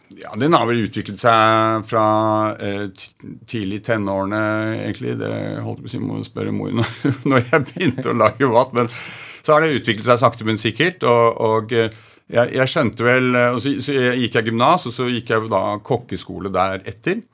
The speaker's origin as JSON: {"language": "Norwegian", "region": "Oslo", "country": "Norway", "tie": "born or raised there", "also_born_or_lived": "Holmenkollen area", "said": "født på Majorstuen, og så flyttet vi"}